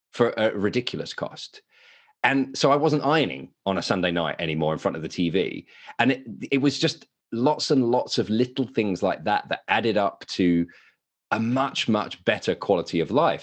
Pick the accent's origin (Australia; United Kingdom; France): United Kingdom; accent: English; moved away as an adult; now in Westfield, United States; Don't be fooled by the accent. I am a Brit, uh, but I live in America.